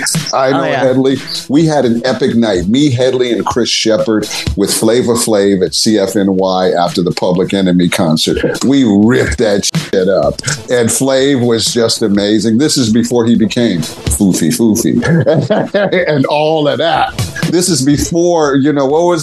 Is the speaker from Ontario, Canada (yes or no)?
no; Montreal, Quebec, Canada; moved away as an adult; also born or lived in Toronto; my hometown of Montreal